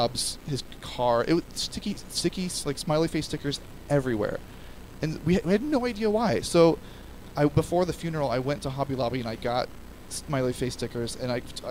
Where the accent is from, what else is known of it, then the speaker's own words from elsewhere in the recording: United States; as an American culture